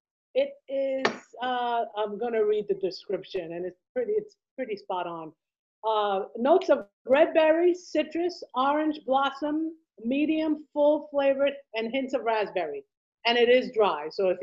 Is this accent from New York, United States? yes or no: yes; New York City, New York, United States; Girl, I'm from Queens.